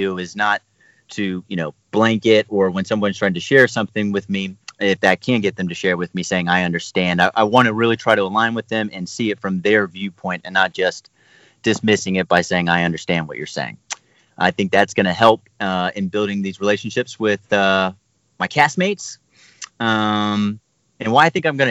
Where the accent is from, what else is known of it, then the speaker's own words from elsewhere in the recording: Atlanta, Georgia, United States; also born or lived in Florida; I was born in Atlanta, Georgia, Hart in Florida, grew up in both